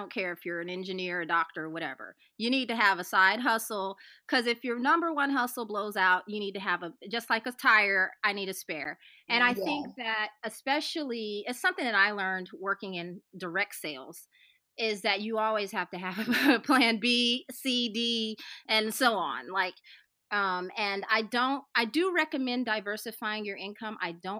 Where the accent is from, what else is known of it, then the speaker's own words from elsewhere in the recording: the South, United States; My excuse is I'm from the South.